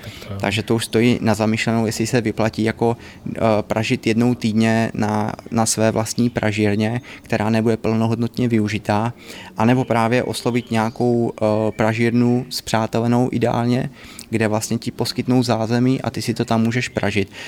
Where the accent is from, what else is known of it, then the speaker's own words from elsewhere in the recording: Znojmo, South Moravian Region, Czechia; My jsme oba dva znojmáci, … je vlastně eh, z Kravska, já jsem jakoby ze Znojma